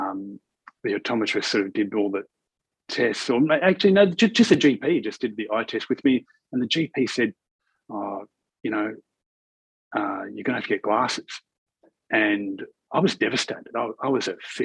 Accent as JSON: {"language": "English", "town": "Melbourne", "region": "Victoria", "country": "Australia", "tie": "born or raised there", "said": "I grew up in Melbourne, and in the northern suburbs of Melbourne, in a suburb called Bundoora"}